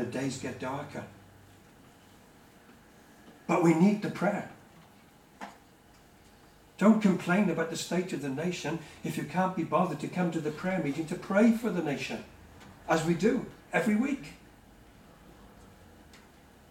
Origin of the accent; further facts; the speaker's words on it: United Kingdom; as British people